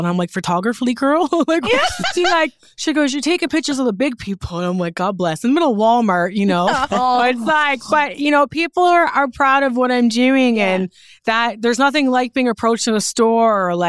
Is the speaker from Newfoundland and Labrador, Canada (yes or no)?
yes; Newfoundland and Labrador, Canada; You know, but yeah, I'm proud to be from Newfoundland. I feel like being from Newfoundland is a part of the reason why I'm so successful.